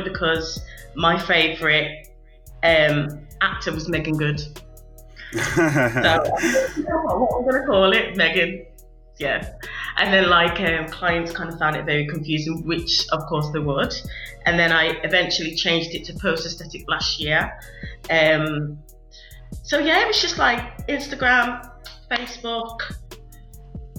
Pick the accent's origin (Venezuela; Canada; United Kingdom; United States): United Kingdom; Wolverhampton, West Midlands; moved away as an adult; also born or lived in Liverpool; Wolverhampton, with it being my hometown